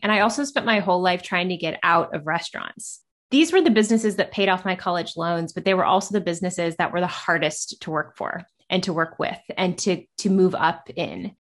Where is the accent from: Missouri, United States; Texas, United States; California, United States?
Missouri, United States; Kansas City; I grew up in Kansas City and grew up in the restaurant industry